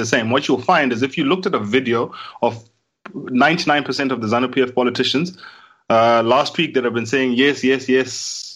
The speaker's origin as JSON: {"language": "English", "country": "Zimbabwe"}